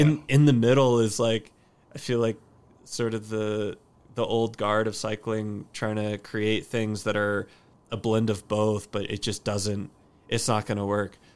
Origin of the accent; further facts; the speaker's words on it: Austin, Texas, United States; stoked for my hometown